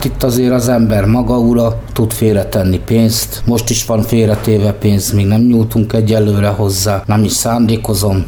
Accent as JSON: {"language": "Hungarian", "region": "Budapest", "country": "Hungary", "tie": "born or raised there", "also_born_or_lived": "Mosonmagyaróvár"}